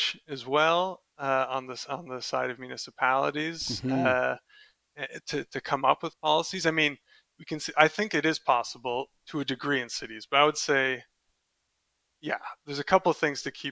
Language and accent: English; Canada; moved away as an adult; also born or lived in Delft, Netherlands; I'm also Canadian